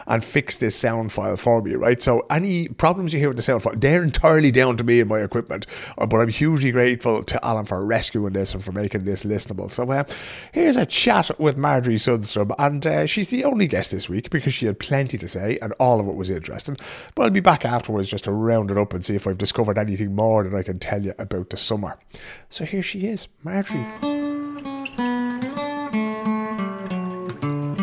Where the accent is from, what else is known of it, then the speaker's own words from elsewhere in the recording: Ireland; now in Sweden; we pride ourselves in our hospitality as Irish people